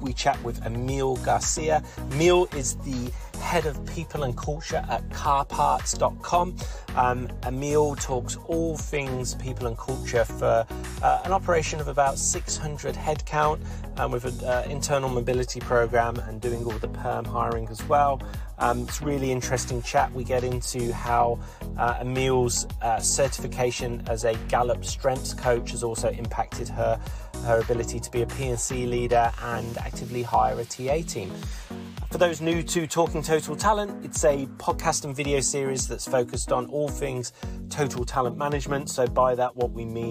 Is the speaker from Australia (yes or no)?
yes; Australia; Australia, of course, my home country